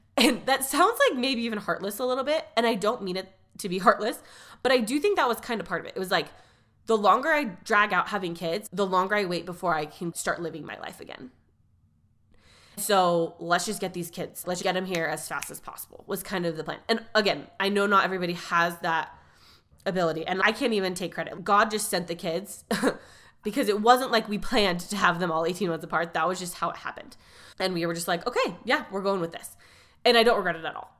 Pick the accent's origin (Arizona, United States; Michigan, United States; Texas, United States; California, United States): California, United States; I grew up in California